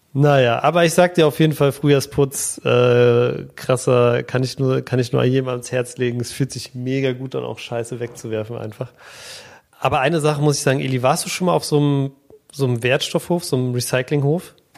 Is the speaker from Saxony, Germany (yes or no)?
no; Berlin, Germany; Ich bin in Berlin geboren